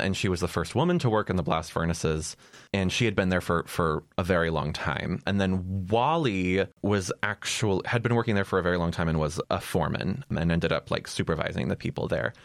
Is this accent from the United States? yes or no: yes; Ohio, United States; moved away; also born or lived in Texas; My home state, Ohio